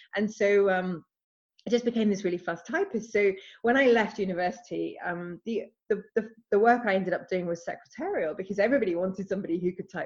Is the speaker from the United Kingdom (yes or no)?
yes; England, United Kingdom; now in Scotland, United Kingdom; I live in Scotland. I'm actually English